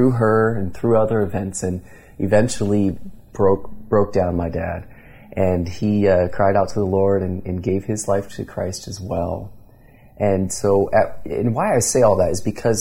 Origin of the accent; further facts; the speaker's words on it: Indiana, United States; moved away as an adult; now in Grimes, Iowa, United States; We moved out here 4 years ago from Indiana, is where I'm originally from